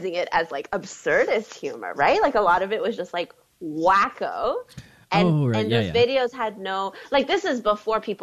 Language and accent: English; Quebec City, Quebec, Canada; first language French; English is a second language; I grew up in Quebec City, and so I only spoke French for like a big chunk of my childhood